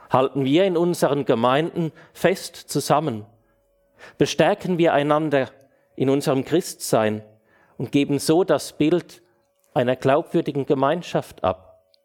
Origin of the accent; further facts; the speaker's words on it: Switzerland; bei uns in der Schweiz